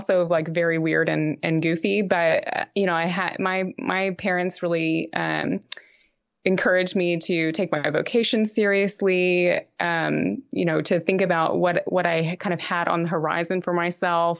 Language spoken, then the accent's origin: English; Texarkana, United States; I'm from Texarkana, which is on the Texas-Arkansas border.